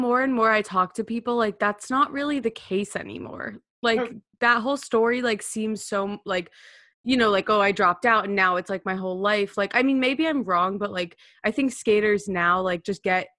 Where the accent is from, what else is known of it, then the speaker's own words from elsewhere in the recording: Miami, Florida, United States; No, I'm from Miami